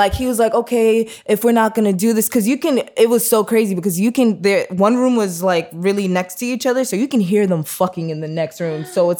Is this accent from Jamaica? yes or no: yes; Jamaica; And by the way, I'm Jamaican, so all